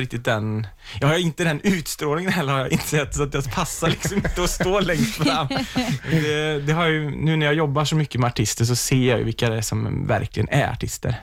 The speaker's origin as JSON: {"language": "Swedish", "country": "Sweden", "said": "som svensk"}